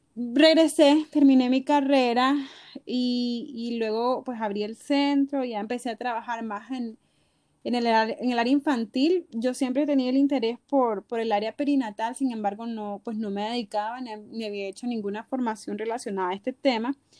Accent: Nicaragua; de Nicaragua.

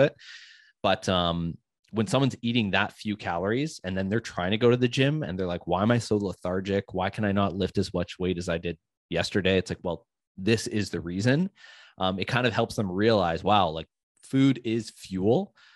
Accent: United States; I'm American

